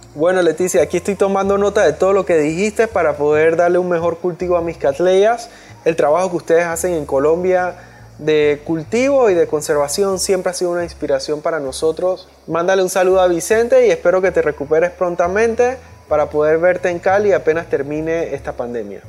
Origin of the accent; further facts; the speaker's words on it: Panama; aquí en Panamá, que aquí somos medio gringos